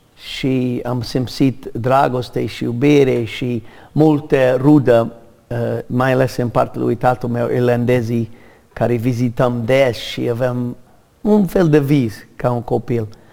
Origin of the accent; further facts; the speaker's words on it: United States; Romanian is a second language; moved away as an adult; now in Romania; m-am născut în America în o familie mare de irlandez